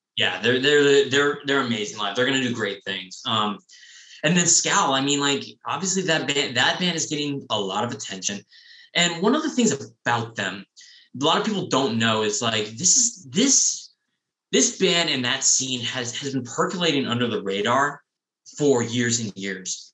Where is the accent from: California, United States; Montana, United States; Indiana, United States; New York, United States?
California, United States; San Diego; growing up in San Diego, I'd never been to the soda bar